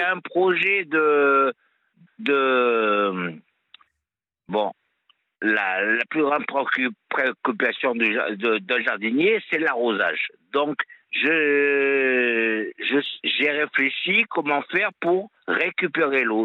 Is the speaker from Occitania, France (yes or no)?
no; Auvergne-Rhône-Alpes, France; moved away; also born or lived in Montpellier area; je suis auvergnat, donc j'ai grandi euh, avec, à la, avec des copains, des copines à la ferme